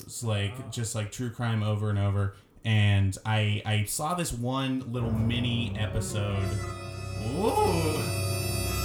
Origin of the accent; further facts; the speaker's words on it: Brockton, Massachusetts, United States; I'm from Brockton. I'm from Massachusetts